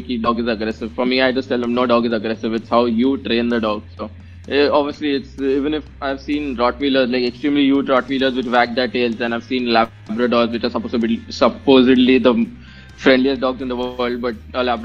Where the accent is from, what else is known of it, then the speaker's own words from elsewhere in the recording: India; I'm an Indian